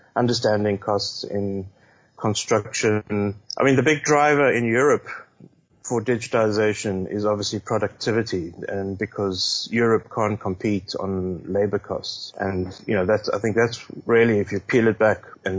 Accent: South Africa; moved away; my home country of South Africa.

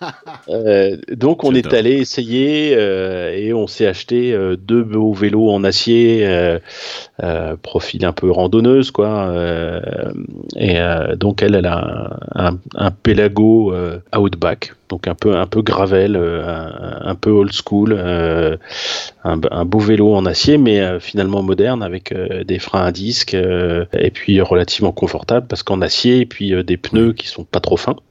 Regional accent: Paris, Île-de-France, France; je suis parisien

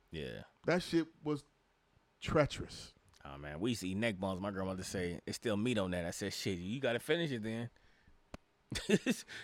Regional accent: Chicago, Illinois, United States; When I was mean mugging, because I was from Chicago, was people when people said hello and good morning in the morning.

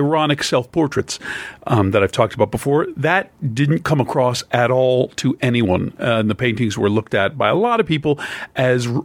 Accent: Pennsylvania, United States; I'm from Pennsylvania

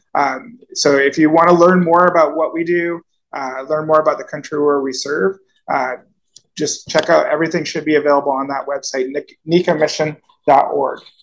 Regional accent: Cornwall, Ontario, Canada; moved away as an adult; now in Nicaragua; I grew up in Cornwall

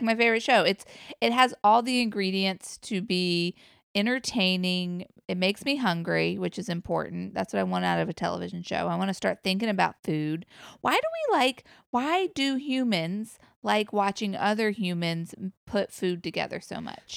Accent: Virginia, United States; my home state of Virginia

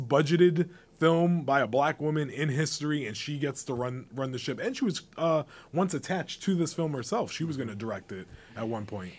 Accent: United States; I grew up in the, the backyard of New York City

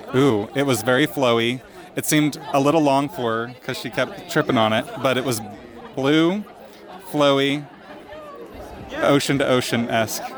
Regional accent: San Francisco, California, United States; it's my hometown show.

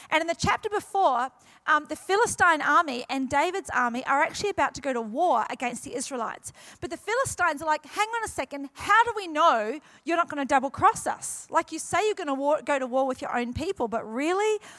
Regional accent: New Zealand; also born or lived in Queensland; now in New South Wales, Australia; New Zealand originally, and everyone goes, "Oh, you're used to the cold," and I tell them this is why I moved from New Zealand to Queensland, and then God sent me to New South Wales.

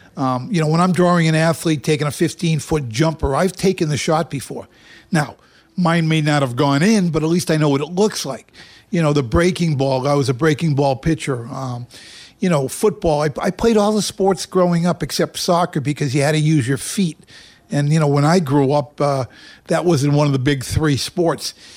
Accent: Boston, Massachusetts, United States; moved away as an adult; now in Las Vegas, United States; I come from Boston

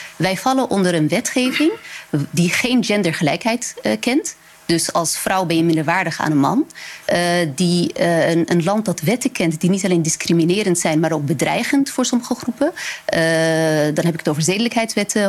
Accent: Netherlands; also born or lived in Morocco; ik ben Nederlander

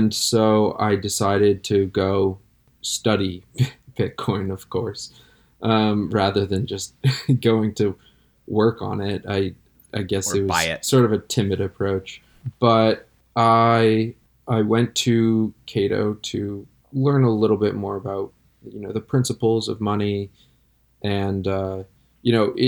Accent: Connecticut, United States; growing up in Connecticut

